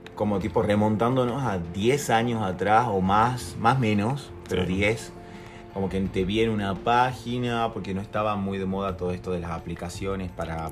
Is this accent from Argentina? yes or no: yes; Jujuy, Argentina; somos de Jujuy